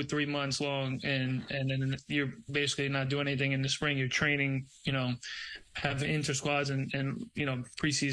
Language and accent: English; New York, United States; moved away as an adult; also born or lived in Brazil; now in Tampa, United States; I grew up in New York